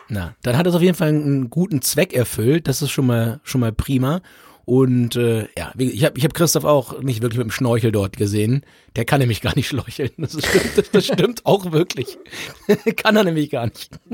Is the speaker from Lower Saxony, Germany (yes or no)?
yes; Holzminden, Lower Saxony, Germany; bei uns in Holzminden